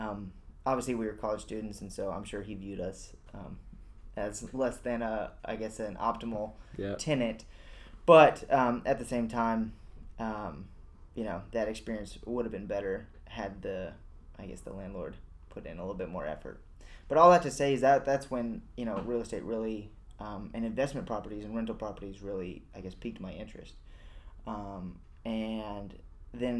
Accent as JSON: {"language": "English", "town": "Round Rock", "region": "Texas", "country": "United States", "tie": "born or raised there", "said": "Matt and I have grown up together here in Austin. We grew up in North Austin in Round Rock"}